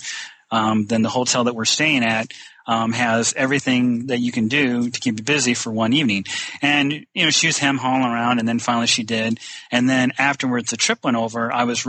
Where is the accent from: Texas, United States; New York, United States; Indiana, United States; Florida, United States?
Indiana, United States; northern; because I'm from Indiana, northern Indiana.